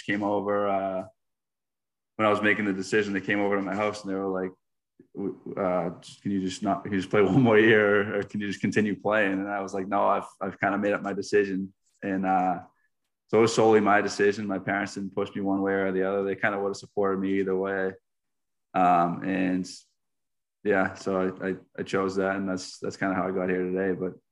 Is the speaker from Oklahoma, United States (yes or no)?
no; Stoneham, Massachusetts, United States; moved away as an adult; also born or lived in Winston-Salem, North Carolina; now in Fayetteville, Arkansas, United States; I'm from Stoneham, Massachusetts. Just 8 miles out of Boston, just north of Boston. Grew up playing hockey, baseball, football